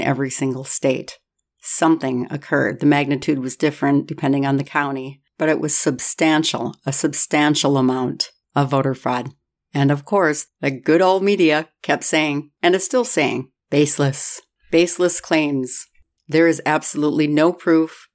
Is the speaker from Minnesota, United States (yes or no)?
yes; Minnesota, United States; I'm from Minnesota